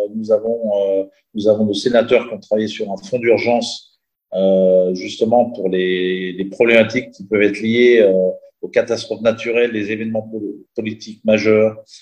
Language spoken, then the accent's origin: French; Chambéry, Auvergne-Rhône-Alpes, France; moved away as an adult; also born or lived in Entremont valley, Chartreuse / Chamonix; now in Dubai, United Arab Emirates; je suis originaire donc de la vallée des Entremonts, en Chartreuse. J'ai passé mon enfance à Chambéry